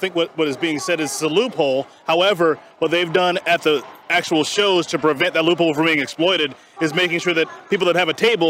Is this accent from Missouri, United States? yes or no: no; South Carolina, United States; I'm from South Carolina. I'm from South Carolina